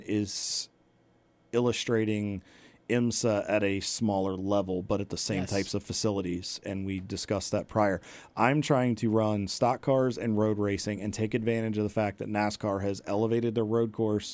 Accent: Southern Maryland, United States; I was born and raised in Southern Maryland. I still live there currently

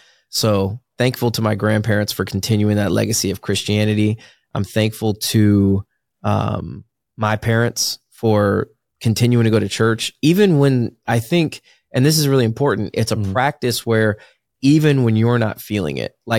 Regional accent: Virginia, United States; who doesn't go to church growing up in Virginia, Bible Belt?

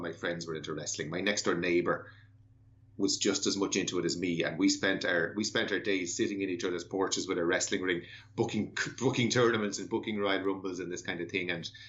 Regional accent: Ireland; Ireland in particular, where I'm from, I'm sure your listeners will have guessed from my accent that I'm Irish

